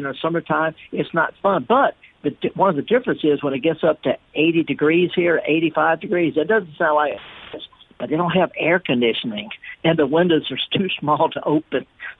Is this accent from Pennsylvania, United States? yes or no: no; the Mississippi Delta, United States; I've been in Mississippi almost all of my life. You know, born and raised in the Delta, but I'm in northern England right now.